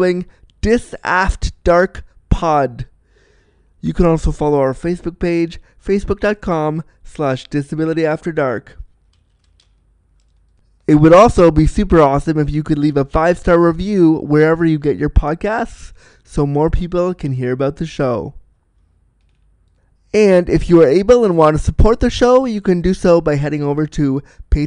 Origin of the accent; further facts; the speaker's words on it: Canada; I love being Canadian